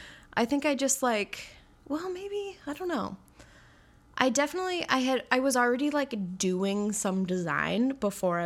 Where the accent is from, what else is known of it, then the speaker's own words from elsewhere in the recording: Royston, British Columbia, Canada; now in Vancouver, Canada; I grew up on Vancouver Island, yeah, in the Comox Valley.